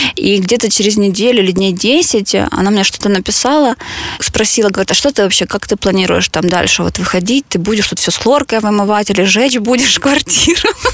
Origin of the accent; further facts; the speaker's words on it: Mariupol, Donetsk Oblast, Ukraine; мы обе из Мариуполя